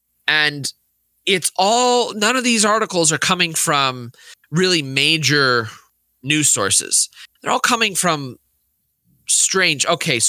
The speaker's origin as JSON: {"language": "English", "country": "United States", "said": "we as American Catholics"}